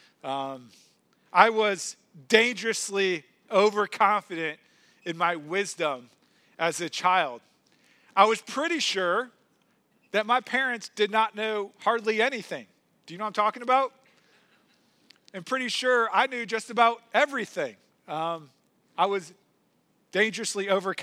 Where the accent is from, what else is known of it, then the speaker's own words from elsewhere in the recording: St. Louis, Missouri, United States; When I was a kid, I grew up in St. Louis